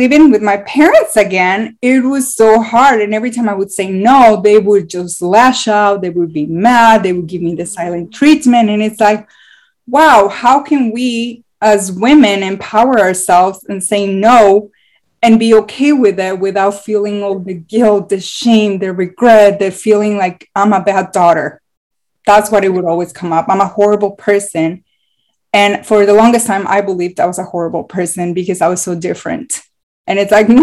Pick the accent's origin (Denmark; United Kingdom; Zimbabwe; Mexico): Mexico; moved away; I'm from Mexico